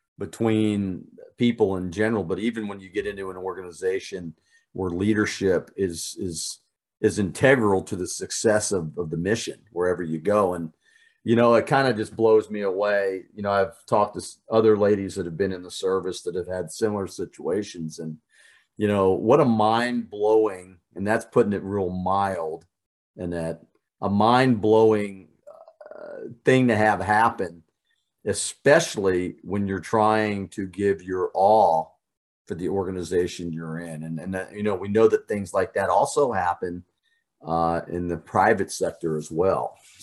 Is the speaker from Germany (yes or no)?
yes; Germany; born there; but I was born in Germany.